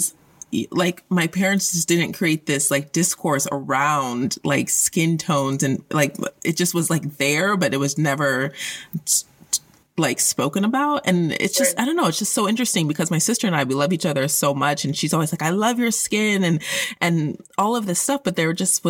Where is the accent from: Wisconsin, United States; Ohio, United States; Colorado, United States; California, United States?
Colorado, United States; I grew up in Colorado, which is an extremely white place